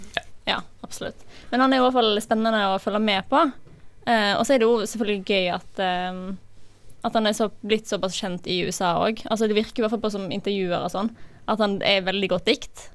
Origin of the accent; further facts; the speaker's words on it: Odda, Vestland, Norway; 23 år, fra Odda i Hardanger